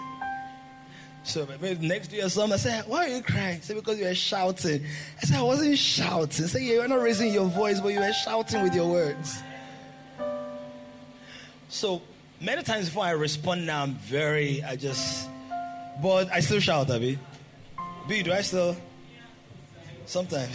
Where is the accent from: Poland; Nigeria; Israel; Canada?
Nigeria